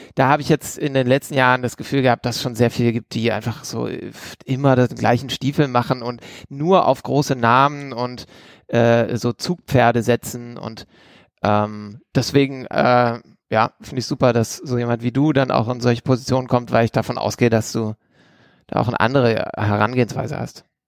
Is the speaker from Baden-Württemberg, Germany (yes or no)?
yes; Esslingen district, Baden-Württemberg, Germany; aus dem Landkreis, aus dem ich auch komme